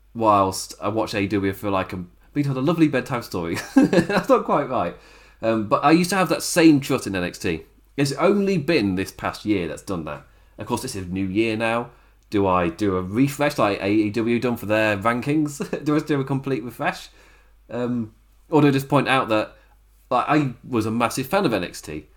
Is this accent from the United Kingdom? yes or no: yes; England, United Kingdom; I am English